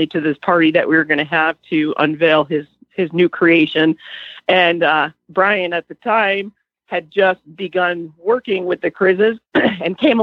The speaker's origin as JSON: {"language": "English", "region": "New York", "country": "United States", "tie": "born or raised there", "said": "I grew up around a hunt in New York where I grew up"}